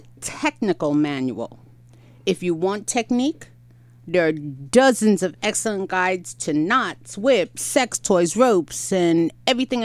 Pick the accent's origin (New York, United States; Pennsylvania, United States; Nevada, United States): New York, United States; I'm a New Yorker